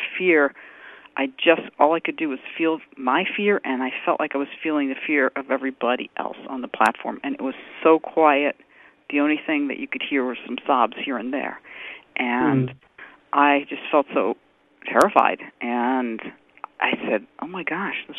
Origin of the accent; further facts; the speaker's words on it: New York City, New York, United States; moved away; also born or lived in Boston area; I grew up in New York City. I was born in New York, and then I moved to the Boston area after living other places